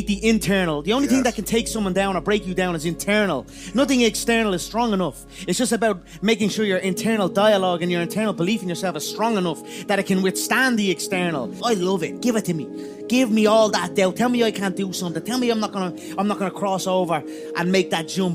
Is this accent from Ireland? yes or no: yes; Ireland; I am an Irish animal, a proper Irish animal